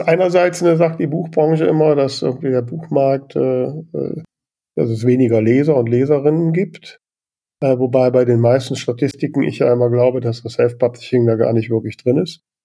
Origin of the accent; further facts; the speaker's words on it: Grefrath, North Rhine-Westphalia, Germany; ich komme aus Grefrath